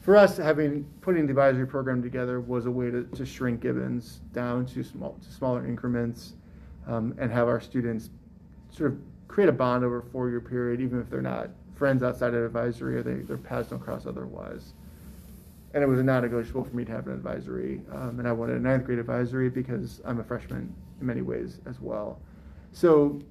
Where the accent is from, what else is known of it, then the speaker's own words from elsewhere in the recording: St. Louis, Missouri, United States; also born or lived in Chicago; now in Raleigh, United States; St. Louis, which is my hometown